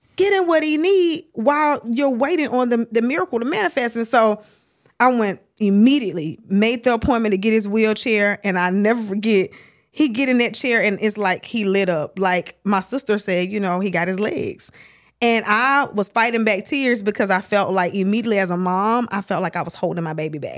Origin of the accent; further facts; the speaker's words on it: Starkville, Mississippi, United States; now in Atlanta, United States; Originally from Starkville, Mississippi